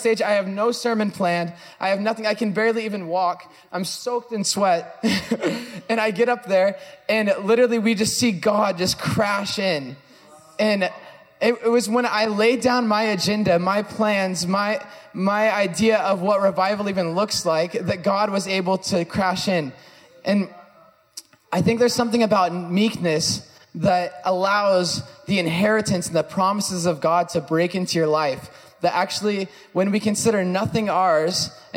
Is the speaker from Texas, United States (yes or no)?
no; California, United States; I'm from California